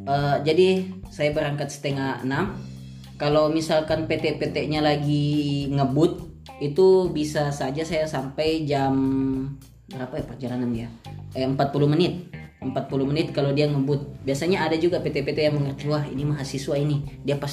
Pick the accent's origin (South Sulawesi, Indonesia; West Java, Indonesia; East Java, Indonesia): South Sulawesi, Indonesia; Makassar; Eh, saya sebagai anak Sudiang biasa tuh uh, kendalanya kalau mau ke kampus pasti macet.